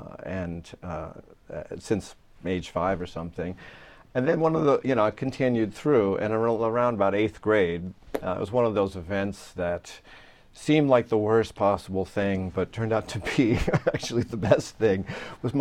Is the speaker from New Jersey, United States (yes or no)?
no; Long Island, New York, United States; where I grew up in Long Island, we still had, music programs in the school.